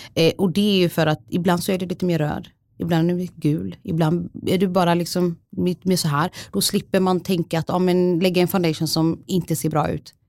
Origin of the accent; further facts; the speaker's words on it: Sweden; jag är svensk för jag har bott här hela mitt liv